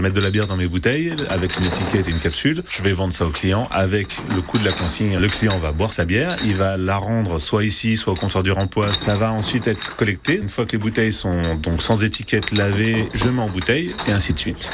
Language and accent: French; Belgium; now in Saint-Pryvé-Saint-Mesmin, France; Je suis né en Belgique